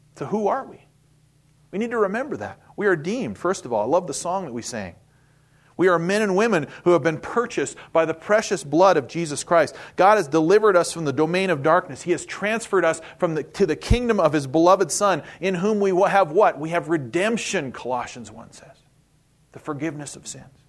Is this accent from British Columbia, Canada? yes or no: no; Winnipeg, Manitoba, Canada; moved away as an adult; also born or lived in Saskatchewan; now in United States; I was born and raised in Winnipeg, Manitoba, Canada. So yes, I'm a Canuck